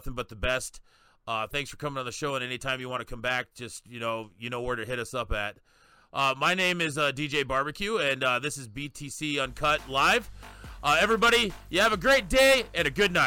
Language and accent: English; South Dakota, United States; I'm also from South Dakota